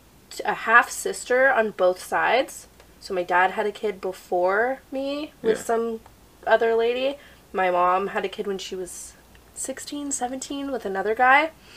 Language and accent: English; Nova Scotia, Canada; born there; Because I was born in Nova Scotia.